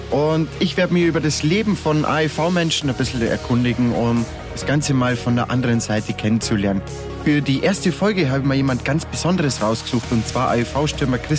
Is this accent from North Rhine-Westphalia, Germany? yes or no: no; Bavaria, Germany; born there; Wir sind beide in Oberbayern geboren.